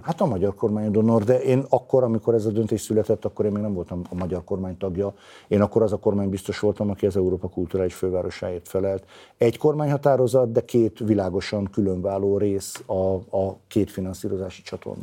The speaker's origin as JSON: {"language": "Hungarian", "town": "Veszprém", "region": "Veszprém County", "country": "Hungary", "said": "mint veszprémi ember"}